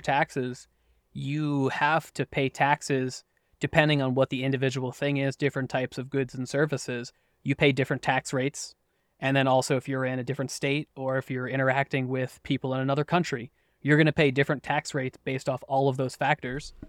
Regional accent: United States; I was born and raised in the U S.

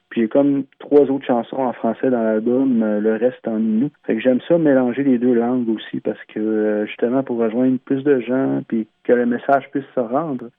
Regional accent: Mashteuiatsh, Quebec, Canada; On est neuf communautés Innu au Québec. Puis on est la communauté la plus au sud de qui est au lac Saint-Jean. Anciennement, on appelait ça Pointe Bleue

